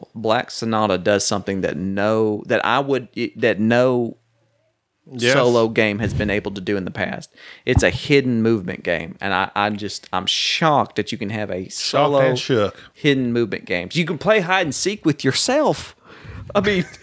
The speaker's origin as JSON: {"language": "English", "region": "the South", "country": "United States", "tie": "born or raised there", "said": "I was raised in the South"}